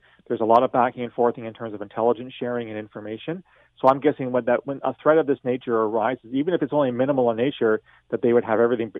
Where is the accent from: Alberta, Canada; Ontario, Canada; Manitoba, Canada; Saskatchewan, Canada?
Ontario, Canada; London; I grew up in London